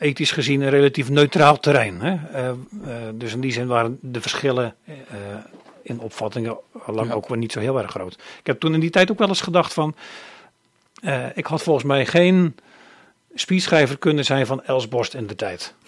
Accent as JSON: {"language": "Dutch", "town": "Oostdijk", "region": "Zeeland", "country": "Netherlands", "tie": "born or raised there", "moved": "yes", "lives_now": "Krimpen aan den IJssel, Netherlands", "said": "ik ben geboren en getogen in Zeeland. Ik kom van Oostdijk. Oostdijk is een klein dorpje, een gehuchtje in de buurt van Krabbedijken. Daar ben ik opgegroeid."}